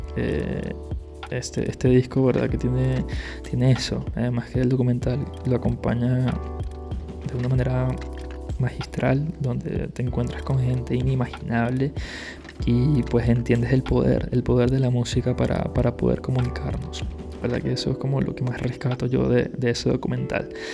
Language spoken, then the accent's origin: Spanish; Caracas, Capital District, Venezuela; moved away; la zona en la que yo vivía en Venezuela